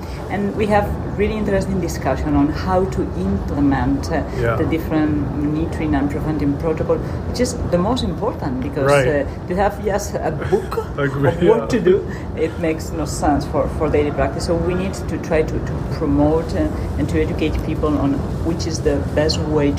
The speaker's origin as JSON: {"language": "English", "town": "Madrid", "region": "Community of Madrid", "country": "Spain", "said": "from Madrid."}